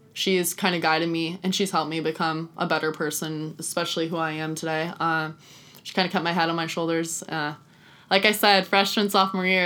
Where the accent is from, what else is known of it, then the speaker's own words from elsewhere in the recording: Oregon, United States; moved away as an adult; now in Wichita, United States; I am from Oregon and I'm far away from home.